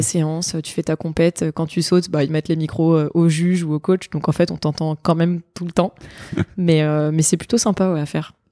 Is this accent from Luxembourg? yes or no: no; Nice, Provence-Alpes-Côte d'Azur, France; moved away as an adult; now in Bordeaux, France; je suis niçoise, j'ai grandi à Nice, j'ai été formée à Nice pendant euh, quasiment dix ans.